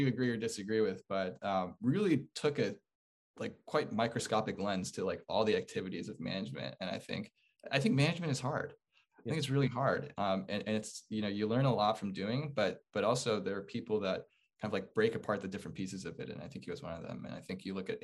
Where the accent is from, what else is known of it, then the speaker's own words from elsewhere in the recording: Chicago, Illinois, United States; moved away; I'm from Chicago, actually, originally